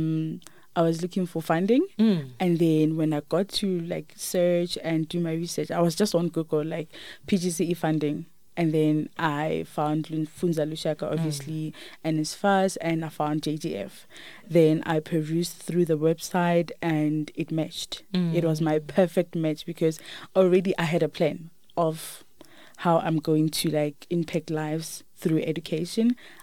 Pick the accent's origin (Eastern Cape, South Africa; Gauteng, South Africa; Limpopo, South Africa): Limpopo, South Africa; moved away as an adult; also born or lived in Olievenhoutbosch; I grew up in Limpopo. I was raised by my grandmother.